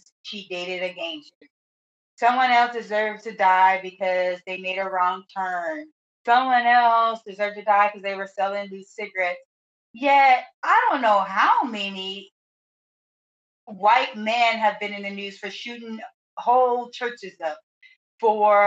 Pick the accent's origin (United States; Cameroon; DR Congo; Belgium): United States; as a Black woman, American, Black female American